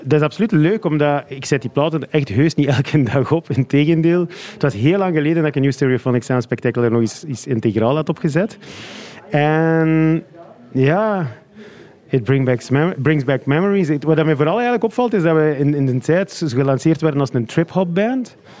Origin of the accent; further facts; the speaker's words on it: Flanders, Belgium; als Vlaming met de voeten in de klei